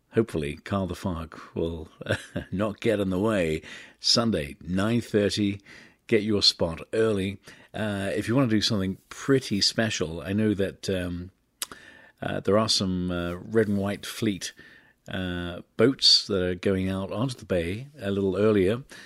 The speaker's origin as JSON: {"language": "English", "region": "England", "country": "United Kingdom", "tie": "born or raised there", "moved": "yes", "lives_now": "San Francisco, United States", "said": "my home country"}